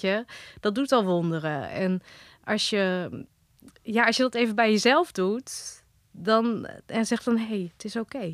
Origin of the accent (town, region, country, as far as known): Holten, Overijssel, Netherlands; born or raised there; also born or lived in Wageningen / Driel